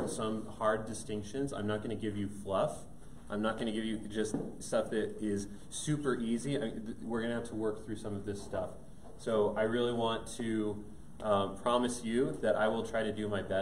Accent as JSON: {"language": "English", "town": "Thornton", "region": "Colorado", "country": "United States", "tie": "born or raised there", "said": "I grew up in Denver, up in Thornton, so not too far away, born and raised"}